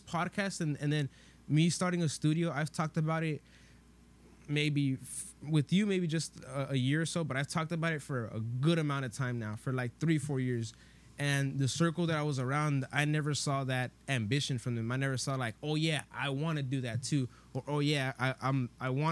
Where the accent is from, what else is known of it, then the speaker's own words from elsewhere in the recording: Los Angeles, California, United States; we're from Van Nuys